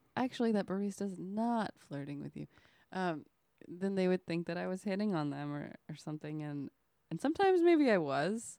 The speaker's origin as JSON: {"language": "English", "region": "Oklahoma", "country": "United States", "moved": "yes", "said": "I lived in Oklahoma. I'm from Oklahoma."}